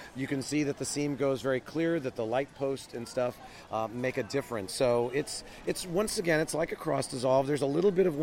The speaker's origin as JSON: {"language": "English", "region": "California", "country": "United States", "said": "as a Californian"}